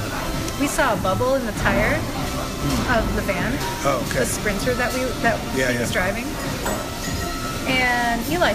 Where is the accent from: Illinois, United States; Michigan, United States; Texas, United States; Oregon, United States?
Michigan, United States; Growing up in Michigan